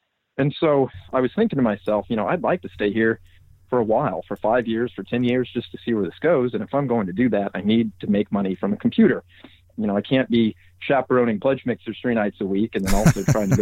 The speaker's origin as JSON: {"language": "English", "town": "Atlanta", "region": "Georgia", "country": "United States", "tie": "born or raised there", "moved": "as an adult", "lives_now": "Austin, United States", "said": "I grew up in Atlanta, Georgia"}